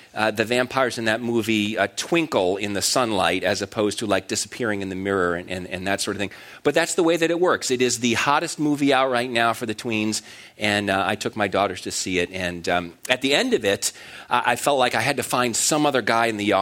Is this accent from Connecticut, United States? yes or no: yes; Connecticut, United States; I grew up in Connecticut